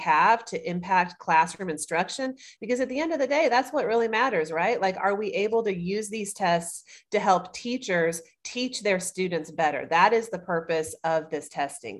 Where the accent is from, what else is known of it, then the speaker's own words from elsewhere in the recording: Greenville, South Carolina, United States; now in Columbia, United States; I am originally from Greenville, South Carolina. I live in Columbia now